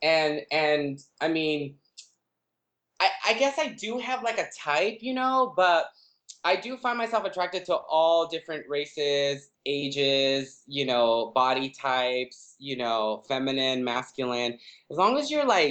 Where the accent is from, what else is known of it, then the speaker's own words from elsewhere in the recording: Los Angeles, California, United States; growing up in East